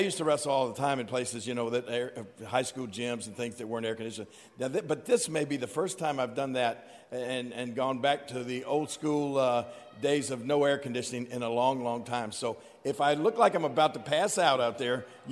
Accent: Memphis, Tennessee, United States; I was from Memphis, Tennessee. I was a hometown kid. I grew up in Memphis

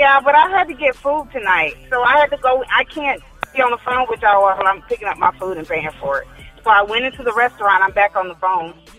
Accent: South Florida, United States; I'm from South Florida. Yeah, I'm from South Florida.

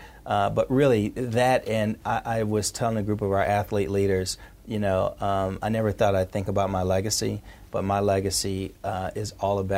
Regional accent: Indianapolis, Indiana, United States; I'm from Indianapolis public schools.

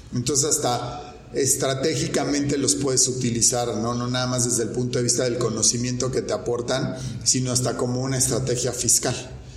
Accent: Mexico; las obligaciones que tenemos como mexicanos

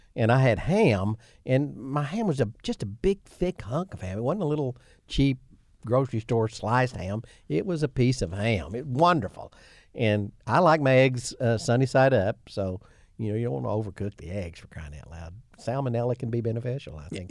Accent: Imboden, Arkansas, United States; I'm from Imboden, but I attended Sloane Henry's high school

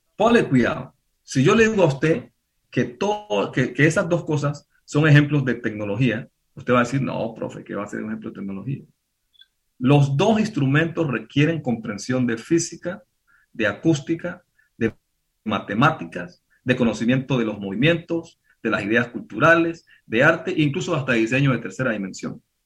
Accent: Pacific region, Colombia; yo soy del Pacífico

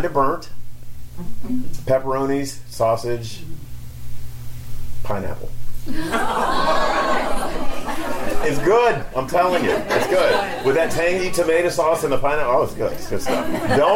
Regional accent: North Carolina, United States; I'm from North Carolina

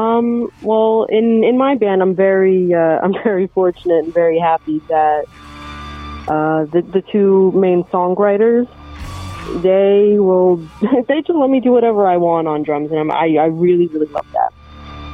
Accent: New Jersey, United States; our parents picked the same state to raise us all

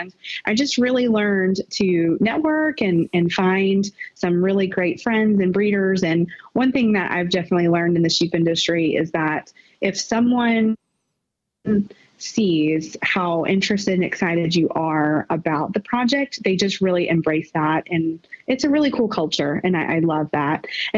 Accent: Greenfield, Massachusetts, United States; also born or lived in Round Rock; I grew up in Western Mass, Greenfield area. And then I moved with my mom to Central Texas, to Round Rock, to be more specific, which is right above Austin

